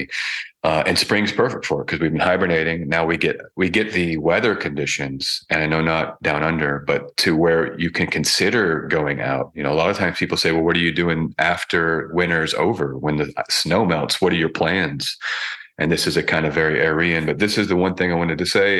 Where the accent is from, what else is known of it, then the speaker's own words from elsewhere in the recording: United States; moved away as an adult; I've left America, left my home country